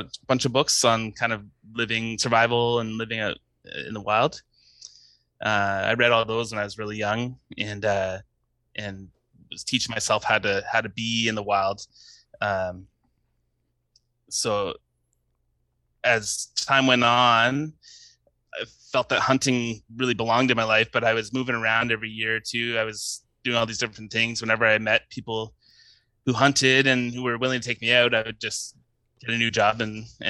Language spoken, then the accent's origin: English; London, Ontario, Canada; I was born in London, Ontario, up in Canada, which is about 2 hours northeast of Detroit, for anyone who doesn't know. Grew up in the suburbs